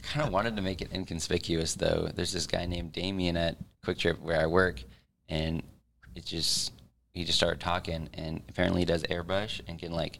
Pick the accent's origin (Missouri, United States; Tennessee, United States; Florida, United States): Missouri, United States; Kearney; Born and raised in Kearney, Missouri